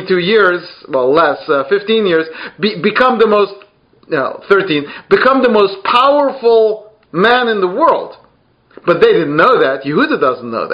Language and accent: English; United Kingdom; I'm British